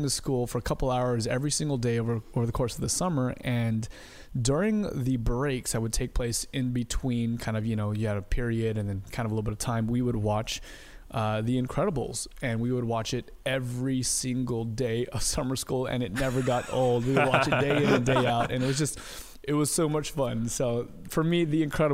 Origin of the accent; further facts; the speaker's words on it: Southern California, United States; now in Portland, United States; originally born and raised in Southern California. Right now, I live with my wife and my dog in the Pacific Northwest near Portland, Oregon.